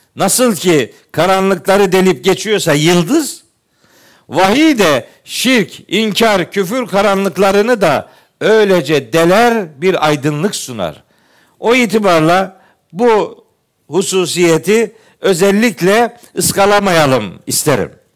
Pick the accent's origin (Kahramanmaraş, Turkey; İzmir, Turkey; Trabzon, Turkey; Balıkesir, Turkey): Trabzon, Turkey; moved away; Ben Trabzonluyum